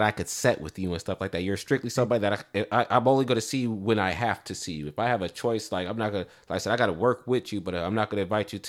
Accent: Yuba City, California, United States; I'm from Yuba City.

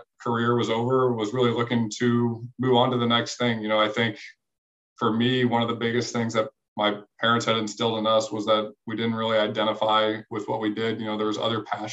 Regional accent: St. Charles, Missouri, United States; I grew up in St. Louis, just across the river in St. Charles. So still live here

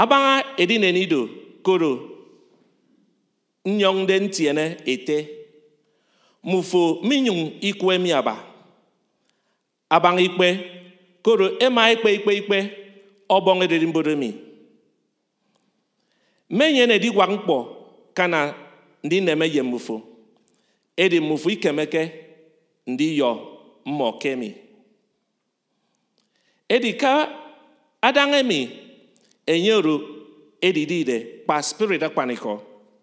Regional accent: Calabar, Cross River, Nigeria; moved away; I fortunately happened to be born in Calabar, though I'm not from Calabar

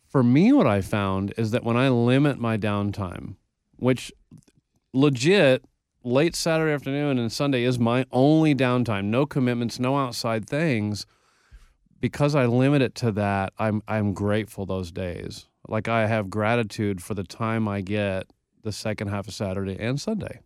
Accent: Texas, United States; I learned about the Alamo because I'm from Texas

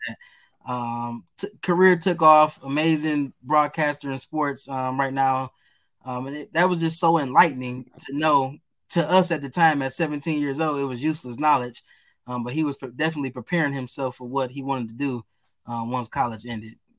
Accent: Detroit, Michigan, United States; growing up as a kid, I was a goofy, silly guy. Um, really into sports. Um, as you know, on the East Side

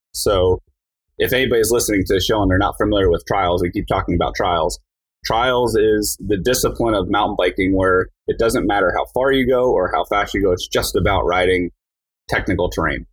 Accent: New Jersey, United States; I grew up in New Jersey

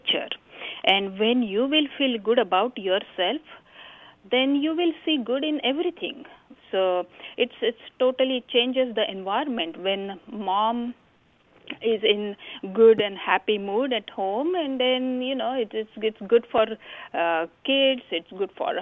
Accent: India; moved away; growing up in India, we have joint family

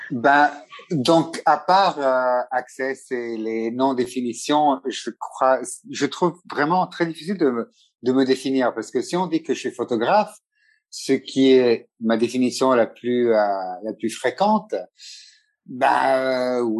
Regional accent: Italy; first language Italian; French is a second language; also born or lived in Montpellier / London / Ethiopia; Oui, italien. Donc, italien, c'est ma première langue. Le français, c'est ma deuxième langue, vu que j'ai fait toutes mes études euh, dans les écoles françaises.

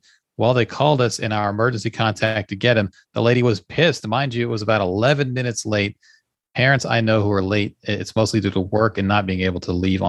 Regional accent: Jamaica; now in Japan; I'm Jamaican.

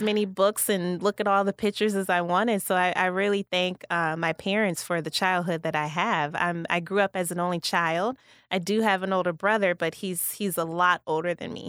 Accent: Kankakee, Illinois, United States; moved away as an adult; also born or lived in Rockford, Illinois / Wausau, Wisconsin; was born and raised in Kankakee, born at Riverside

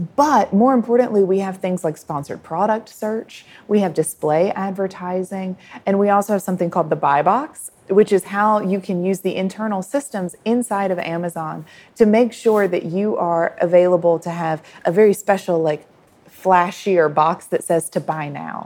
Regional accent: United States; now in Thailand; as an American consumer myself living in Thailand

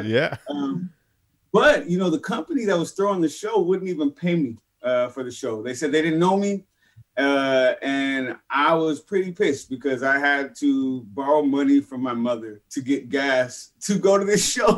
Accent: San Francisco, California, United States; born or raised there

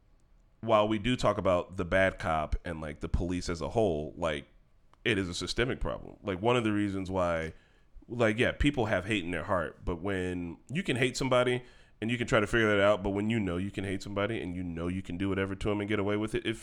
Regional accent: Gary, Indiana, United States; When I grew up in Gary

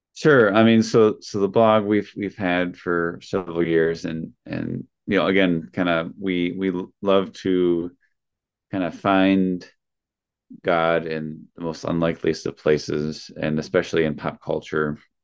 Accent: Wisconsin, United States; I'm from Wisconsin

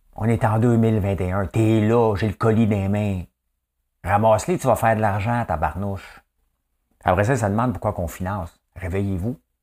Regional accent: Quebec, Canada

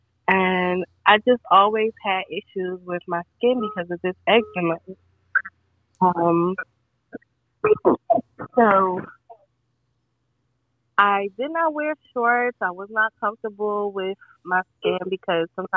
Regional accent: Newark, New Jersey, United States; I was born and raised in Newark

